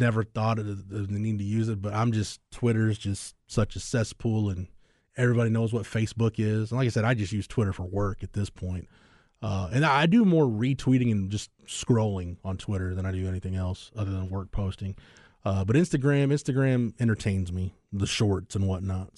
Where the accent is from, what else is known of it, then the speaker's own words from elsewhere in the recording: Texas, United States; have I lived in this state my entire life